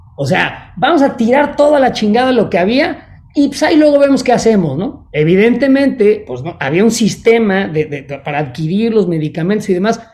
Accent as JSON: {"language": "Spanish", "country": "Mexico", "moved": "yes", "lives_now": "Chicago, United States", "said": "soy tan mexicano como los mexicanos que siguen en México tengo un pasaporte mexicano y soy mexicano y amo a México"}